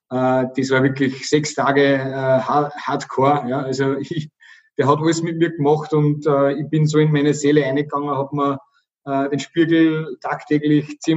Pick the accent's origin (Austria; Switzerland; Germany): Austria; Oberkappel, Upper Austria; accent: Bavarian; Also ich bin in einem Gasthof aufgewachsen, Gasthof Süß in Oberkappel, da an der bayerischen Grenze. Wenn, dann habe ich also ein rollendes R und äh, äh, so einen bayerischen Dialekt